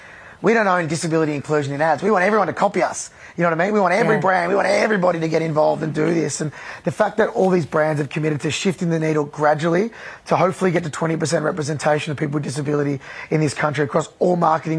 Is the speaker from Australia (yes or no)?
yes; Australia; I loved being Australian of the Year last year